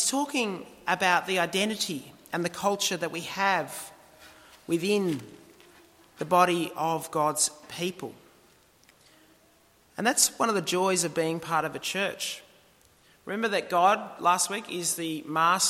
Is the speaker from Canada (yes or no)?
no; Australia; our culture as Australians